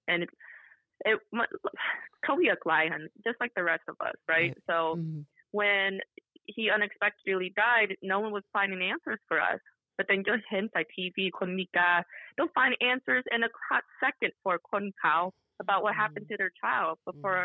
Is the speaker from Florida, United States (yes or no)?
no; Whitehall, Ohio, United States; to Whitehall Ohio which is a suburb of Columbus Ohio in 1990 where I was born in um, November um, I grew up in Whitehall Ohio we never left